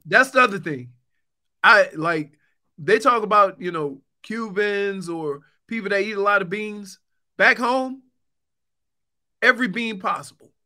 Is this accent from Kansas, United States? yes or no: no; New Orleans, Louisiana, United States; I'm from New Orleans